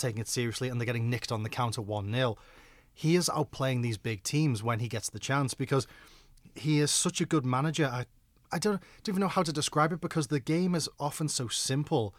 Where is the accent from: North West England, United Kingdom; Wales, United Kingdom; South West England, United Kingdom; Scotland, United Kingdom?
North West England, United Kingdom; Liverpool; I'm from Liverpool